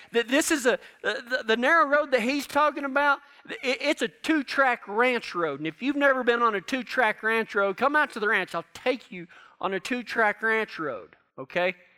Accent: Texas, United States; down in Texas where I'm from

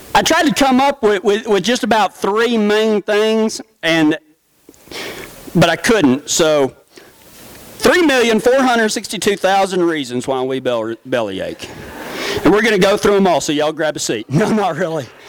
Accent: Big Lake, Texas, United States; growing up in the small town of Big Lake, Texas

